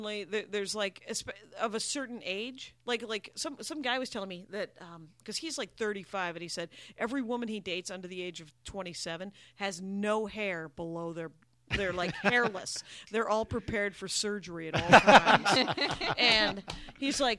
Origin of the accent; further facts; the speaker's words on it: Wisconsin, United States; moved away; I'm Armenian, but I'm from Wisconsin